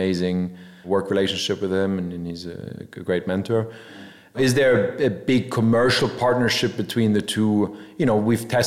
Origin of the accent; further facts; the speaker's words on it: Munich, Bavaria, Germany; moved away; also born or lived in Scarsdale, New York, United States; I grew up in Munich for a long time